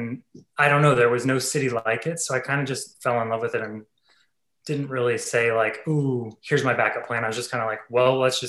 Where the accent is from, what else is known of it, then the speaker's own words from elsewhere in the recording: Ohio, United States; now in New York, United States; I'm actually a farm boy. I grew up in Ohio